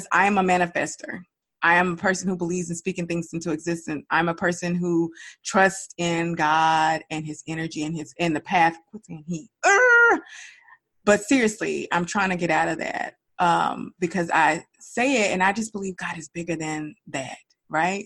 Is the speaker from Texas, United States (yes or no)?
yes; Dallas, Texas, United States; moved away as an adult; we were raised in Dallas